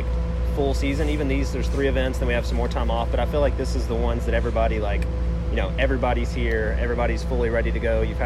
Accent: Memphis, Tennessee, United States; now in Dallas, United States; I'm living in Dallas now, so I was able to drive here, and I'm from the Memphis area

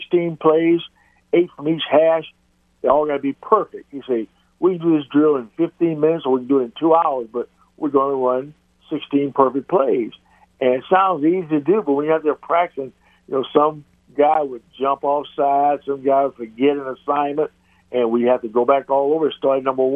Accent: Texas, United States; Growing up in Texas, it was always a childhood dream to make it to the NFL.

